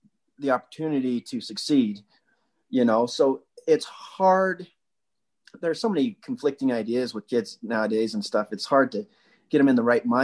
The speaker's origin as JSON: {"language": "English", "area": "Wasatch", "region": "Utah", "country": "United States", "tie": "born or raised there", "said": "we had a community we grew up in Wasatch"}